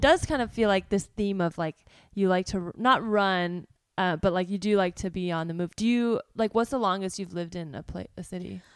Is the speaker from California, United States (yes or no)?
yes; South Bay, California, United States; moved away as an adult; also born or lived in New York / Los Angeles; from the South Bay